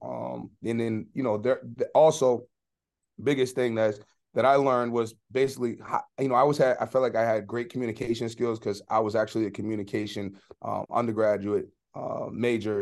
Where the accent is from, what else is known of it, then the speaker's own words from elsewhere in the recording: Boston, Massachusetts, United States; moved away as an adult; also born or lived in Stoughton, Massachusetts / Maine; I was born and raised in Boston, went to high school outside the city, um, at a high school called Stoughton High